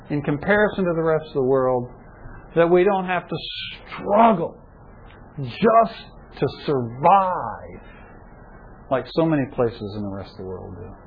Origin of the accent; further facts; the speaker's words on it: United States; in spite of all the privileges I have as an American living in the 21st century